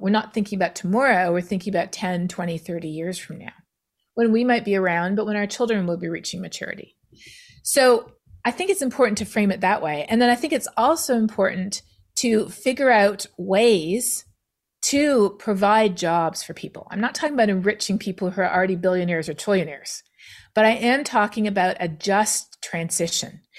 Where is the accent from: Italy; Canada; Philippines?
Canada; being Canadian